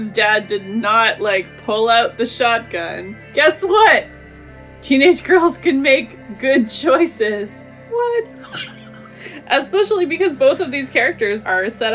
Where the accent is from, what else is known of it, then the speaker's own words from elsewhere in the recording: Victoria, British Columbia, Canada; I grew up in Victoria